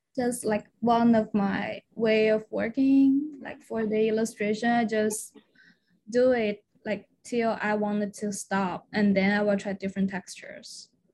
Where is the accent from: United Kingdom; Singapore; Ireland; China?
China; moved away as an adult; also born or lived in Guangzhou, China; I am originally from China mainland